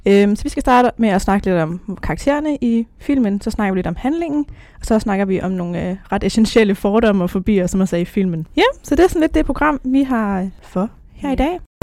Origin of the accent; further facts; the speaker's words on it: North Zealand, Capital Region of Denmark, Denmark; Jeg kommer fra Nordsjælland